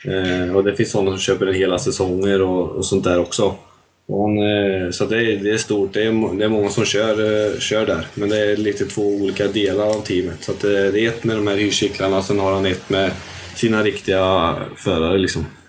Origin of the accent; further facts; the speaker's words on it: Tibro, Västra Götaland, Sweden; Jag är väl uppvuxen här ute i Sandhålan som vi har här i Tibro